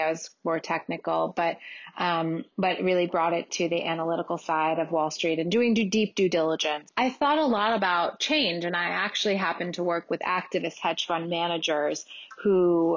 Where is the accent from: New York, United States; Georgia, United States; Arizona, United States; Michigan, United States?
New York, United States; New York City; I grew up in New York City.